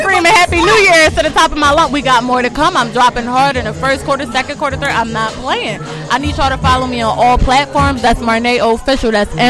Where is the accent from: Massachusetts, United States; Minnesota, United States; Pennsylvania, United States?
Pennsylvania, United States; Philadelphia; Anywhere I go, they always like, where are you from? When I tell them Philadelphia, they are like, wow.